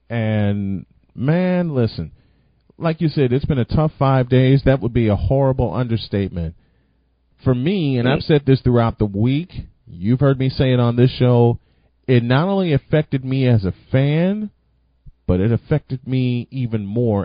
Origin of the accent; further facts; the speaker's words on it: Chicago, Illinois, United States; My hometown, in Chicago.